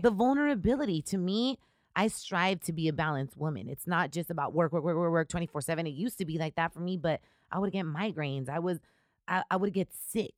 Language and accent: English; Riverside, California, United States; also born or lived in Chicago; I'm originally from Riverside, I grew up in Riverside